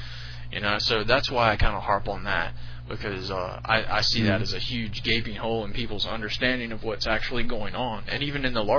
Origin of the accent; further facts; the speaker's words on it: the South, United States; I was raised Baptist in the South, but not Southern Baptist.